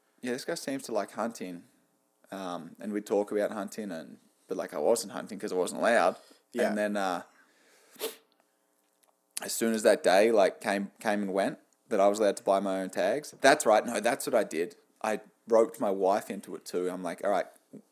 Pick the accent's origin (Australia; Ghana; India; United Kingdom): Australia; now in Canada; being Australian in Canada